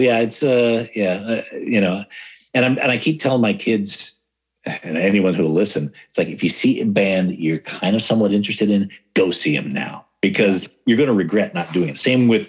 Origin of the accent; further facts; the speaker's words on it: California, United States; now in Sydney, Australia; I didn't realize how good I had it until, you know, I moved away. And not that Sydney's bad